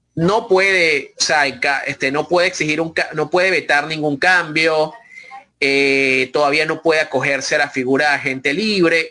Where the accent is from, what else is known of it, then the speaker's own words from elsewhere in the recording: Venezuela; nosotros como venezolanos